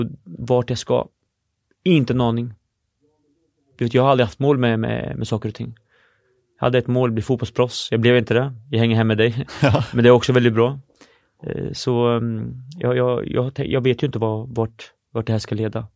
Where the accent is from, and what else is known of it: Norrköping, Östergötland, Sweden; born or raised there; also born or lived in Syria